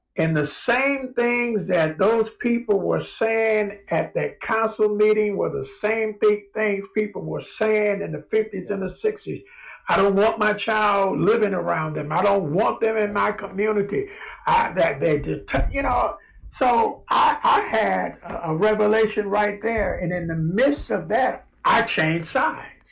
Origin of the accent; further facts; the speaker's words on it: Los Angeles, California, United States; moved away; I grew up in South Central Los Angeles in Watts